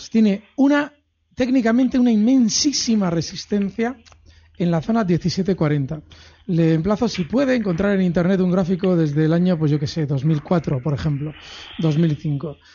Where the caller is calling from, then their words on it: Valencia, Valencian Community, Spain; Buenas tardes … de Valencia.